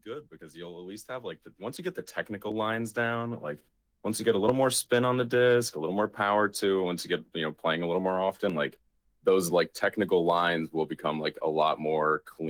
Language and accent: English; Mahwah, New Jersey, United States; I'm not from Sheridan, Indiana. I'm from Mahwah, New Jersey.